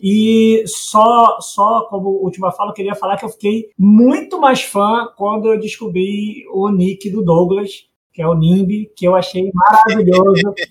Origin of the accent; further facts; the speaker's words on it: Rio de Janeiro, Brazil; eu sou de Campo Grande